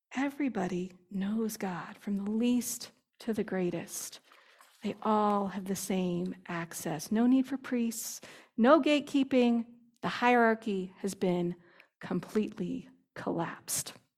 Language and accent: English; United States; as an evangelical Christian, as an American Christian